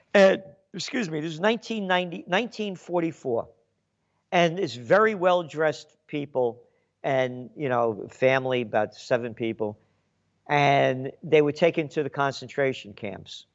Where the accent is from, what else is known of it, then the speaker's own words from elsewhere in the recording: United States; my blood is Italian, but my heart's American. And, my, and I'm an American